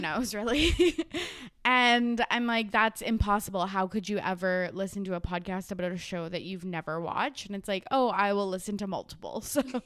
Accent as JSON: {"language": "English", "country": "Canada", "said": "I'm Canadian"}